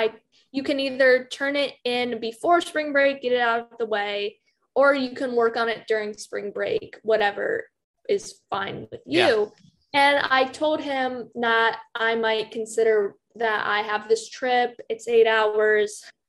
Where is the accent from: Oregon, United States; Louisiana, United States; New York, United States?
Louisiana, United States; New Orleans; Oh, I'm from New Orleans. That's pretty cool.